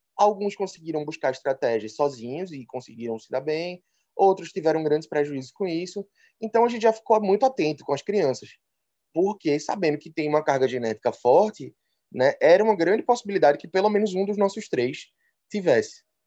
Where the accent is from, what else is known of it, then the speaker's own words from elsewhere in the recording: Recife, Pernambuco, Brazil; pelo sotaque já dá para perceber, sou de Recife